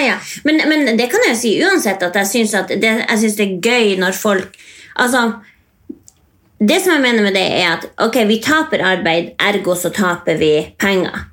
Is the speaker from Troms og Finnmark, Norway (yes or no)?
yes; Indre Billefjord, Troms og Finnmark, Norway; oppvokst i Indre Billefjord